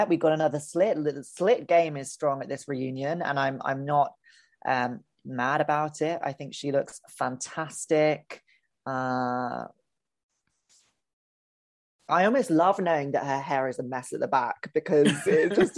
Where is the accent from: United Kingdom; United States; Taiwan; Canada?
United Kingdom; England; as an English person